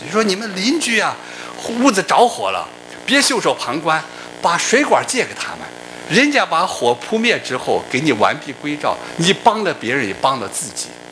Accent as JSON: {"language": "Chinese", "country": "China", "said": "他不光是请的我们中国领导人"}